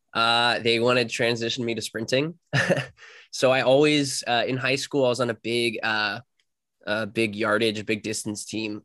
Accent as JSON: {"language": "English", "town": "Cary", "region": "North Carolina", "country": "United States", "said": "I'm from Cary, North Carolina, which is like fifteen minutes away from N C State"}